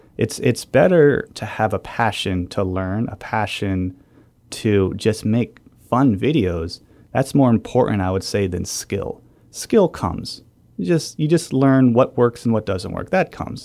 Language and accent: English; New Hampshire, United States; moved away; I'm from New Hampshire